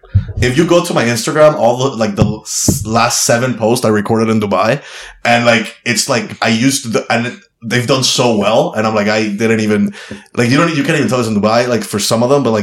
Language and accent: English; Miami, Florida, United States; to feel like I'm a Latino that happens to be a comedian, or a comedian that happens to be Latino. I'm from Miami.